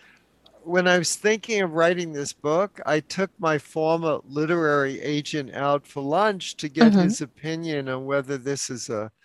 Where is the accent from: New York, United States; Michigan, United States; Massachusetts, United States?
New York, United States; New York City; now in San Francisco, United States; I was born and raised in New York City